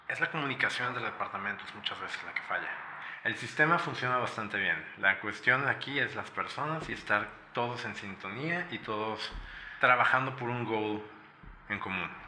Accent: Puebla, Mexico; moved away as an adult; now in Tijuana, Mexico; Yo soy originario de Puebla. Me vine a vivir aquí a Tijuana hace nueve años

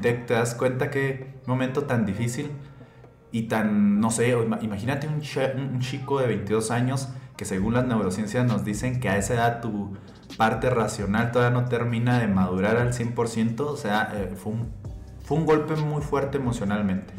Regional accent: Hidalgo del Parral, Chihuahua, Mexico; accent: checheo; somos de Chihuahua y así hablamos los de Chihuahua

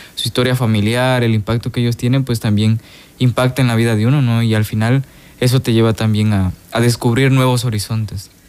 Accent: Soyapango, San Salvador, El Salvador; moved away as an adult; now in Guatemala; soy de aquí del Salvador, del municipio de, de Soyapango

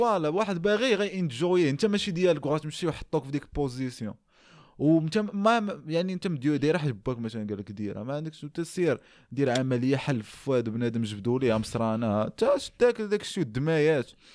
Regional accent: Morocco; عندنا في المغرب

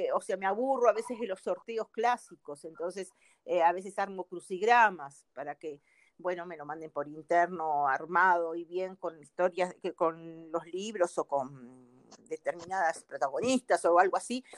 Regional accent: Uruguay; moved away as an adult; now in Brazil; soy uruguaya, pero vivo en Brasil también

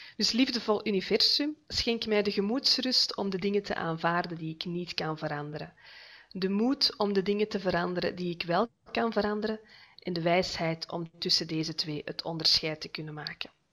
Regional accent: Noorderkempen, Flanders, Belgium; moved away as an adult; now in Heist-op-den-Berg, Belgium; Ik ben afkomstig uit de Noorderkimpen, maar voor de liefde van mijn leven verhuisd naar Heist op den Berg

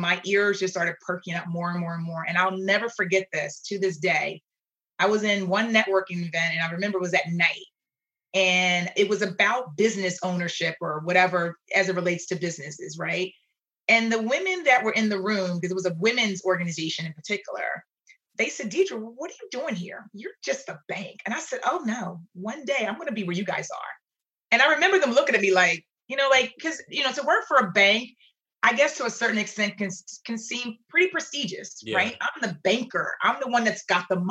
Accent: Philadelphia, Pennsylvania, United States; I grew up in Philadelphia

